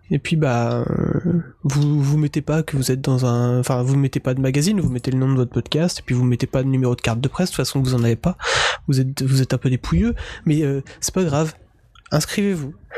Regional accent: Breton, Brittany, France; en tant que breton

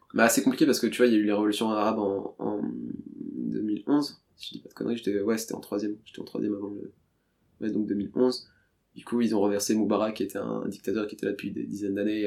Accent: Paris, Île-de-France, France; je suis né à Paris

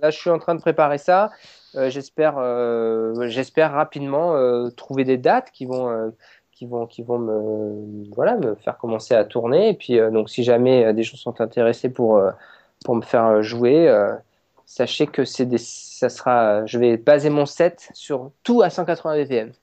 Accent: France; on est français, c'est, on est fiers de l'être

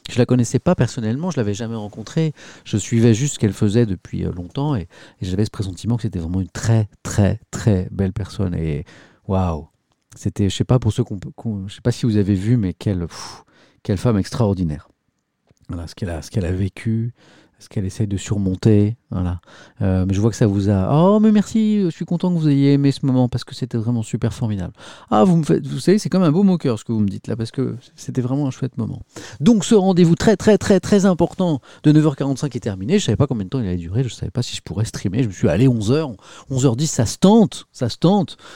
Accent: Paris, Île-de-France, France; moi je suis de Paris, et vous, vous êtes, j'ai pris l'accent parisien, vous êtes de, je suis de Paris

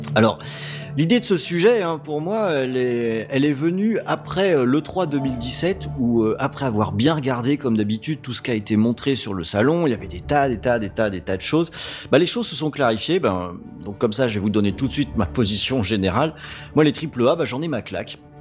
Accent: Rennes, Brittany, France; je suis Rennais

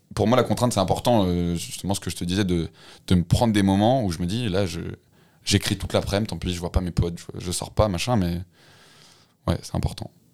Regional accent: Lyon, Auvergne-Rhône-Alpes, France; je suis lyonnais de base. enfin, euh, enfin, j'ai- je suis pas mal resté à Lyon.

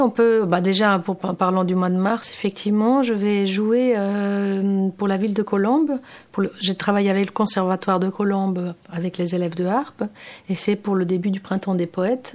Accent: Athens, Attica, Greece; French is a second language; moved away as an adult; also born or lived in London; j'ai grandi à Athènes, hein, je suis grecque

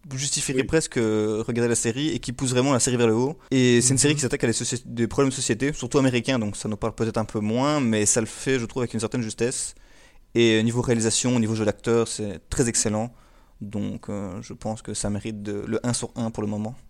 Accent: Belgium; je suis belge.

